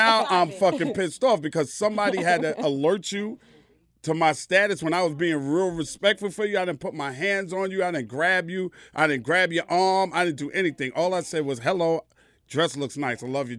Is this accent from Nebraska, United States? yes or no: no; New York, United States; I'm from New York.